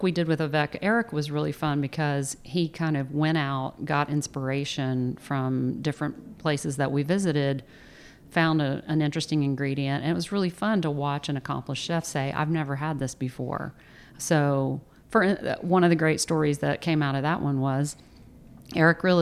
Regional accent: the South, United States; as a Southerner who understands gravy, I never thought that's exactly what he's doing.

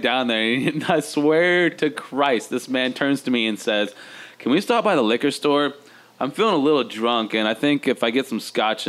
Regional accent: Chattanooga, Tennessee, United States; also born or lived in Houston, Texas; I wasn't born in Chattanooga. I was born in Houston, Texas.

